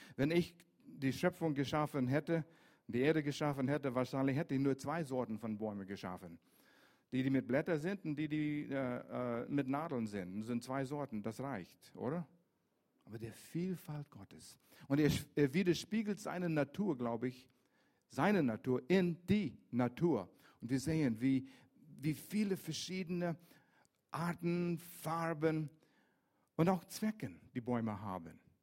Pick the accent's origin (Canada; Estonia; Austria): Canada; Vancouver, British Columbia; German is a second language; moved away; also born or lived in Lörrach area; Ich bin in Vancouver groß geworden, an der Westküste